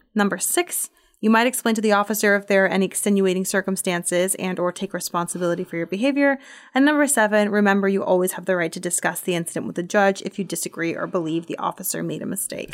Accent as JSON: {"language": "English", "town": "Portland", "region": "Oregon", "country": "United States", "tie": "born or raised there", "moved": "yes", "said": "I'm from Portland."}